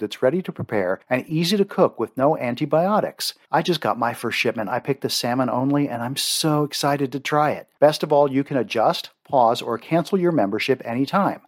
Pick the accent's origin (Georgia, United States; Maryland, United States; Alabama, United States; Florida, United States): Maryland, United States; I grew up in Maryland